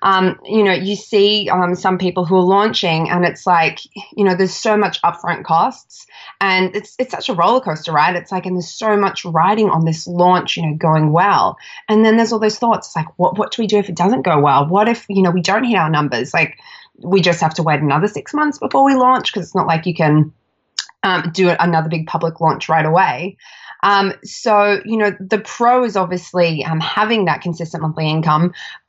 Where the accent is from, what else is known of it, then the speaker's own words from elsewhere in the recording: Australia; So I'm Australian, if you can't tell by my accent.